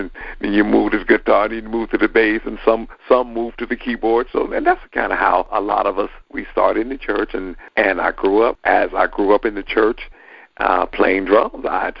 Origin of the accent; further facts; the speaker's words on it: Dayton, Ohio, United States; I was born and raised in Dayton, and I have the testimony of, as a lot of entertainers, I grew up in the church.